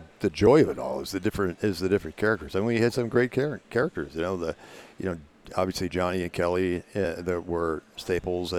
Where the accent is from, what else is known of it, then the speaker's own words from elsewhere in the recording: Toronto, Ontario, Canada; also born or lived in Windsor, Ontario / Sarnia, Ontario / Port Huron, Michigan; Mostly in the Toronto area. I was born in Windsor